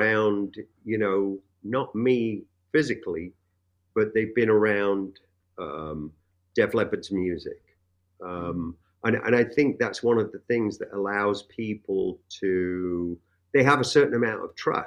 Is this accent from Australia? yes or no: no; England, United Kingdom; now in United States; coming from a place like England. For one, I was exposed to many different cultures. I grew up around Jamaicans, Pakistanis, Indians, you name it.